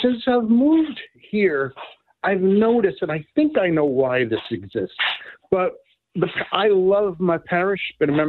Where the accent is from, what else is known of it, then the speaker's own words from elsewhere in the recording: New York, United States; I grew up in New York. I'm close to 70 years old. I'm a cradle Catholic, mom from Ireland, Italian dad.